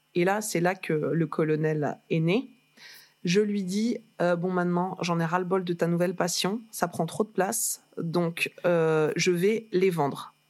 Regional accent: Lille, Hauts-de-France, France; moved away as an adult; also born or lived in Reims / Paris; je suis née à Lille. Placébastopol. Une vraie de vraie

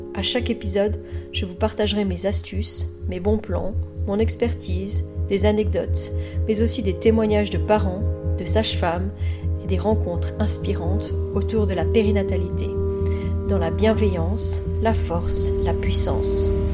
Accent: France; now in Belgium; moi je suis française, donc euh, je sais que je pratique en Belgique, mais je suis française

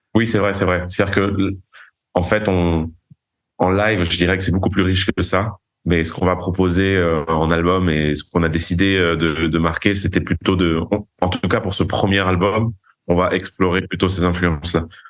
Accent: Paris, Île-de-France, France; also born or lived in Vigo, Galicia, Spain; Je suis né à Paris. J'ai grandi, enfin, ma mère est espagnole, donc j'ai grandi entre Vigo en Galice et Paris euh, en France.

